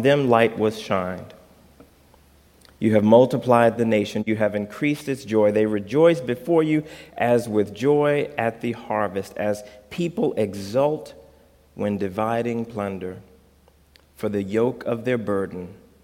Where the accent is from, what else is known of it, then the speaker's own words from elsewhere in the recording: Texas, United States; also born or lived in Chicago, Illinois; now in Holland, Michigan, United States; I grew up in Texas